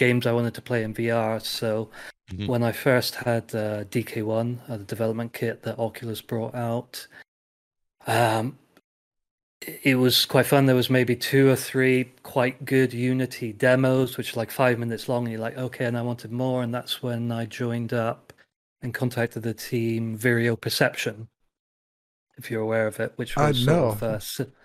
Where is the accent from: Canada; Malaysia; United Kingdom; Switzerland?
United Kingdom; England; moved away as an adult; now in Slovakia; So I am English or British, but 10-11 years ago I moved to Slovakia